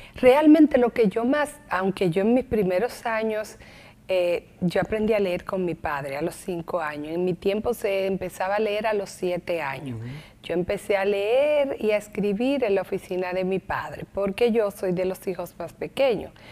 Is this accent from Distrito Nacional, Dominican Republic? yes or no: yes; Santo Domingo, Distrito Nacional, Dominican Republic; Yo nací en la capital, pero mi padre nació en el Ceibo y se crió en Barahona